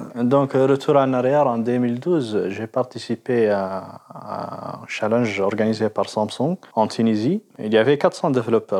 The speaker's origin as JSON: {"language": "French", "country": "Mauritania", "said": "je suis vraiment de la Mauritanie"}